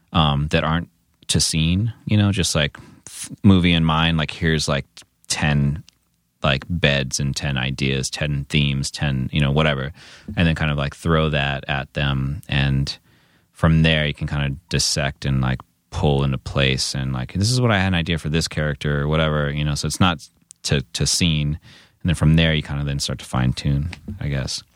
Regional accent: San Diego, California, United States; moved away as an adult; also born or lived in Santa Cruz; now in Los Angeles, United States; growing up in San Diego

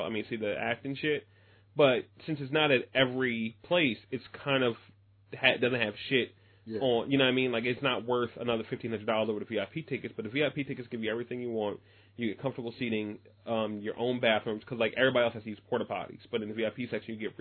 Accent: United States; as an American

